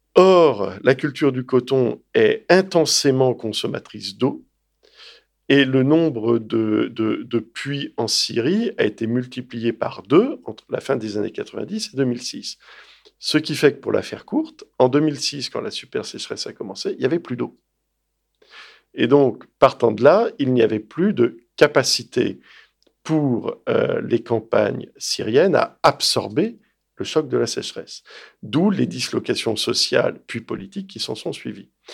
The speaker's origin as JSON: {"language": "French", "town": "Lyon", "region": "Auvergne-Rhône-Alpes", "country": "France", "tie": "born or raised there", "also_born_or_lived": "Washington", "said": "j'ai grandi à Lyon"}